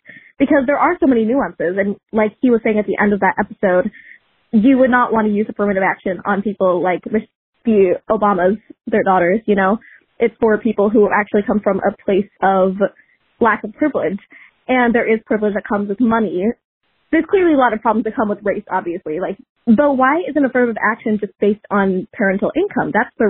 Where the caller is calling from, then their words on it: Tennessee, United States; I'm calling from Tennessee. And I am Indian American.